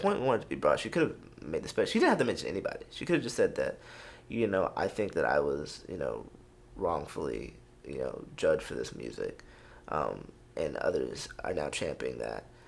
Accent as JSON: {"language": "English", "town": "Houston", "region": "Texas", "country": "United States", "said": "I'm from Houston"}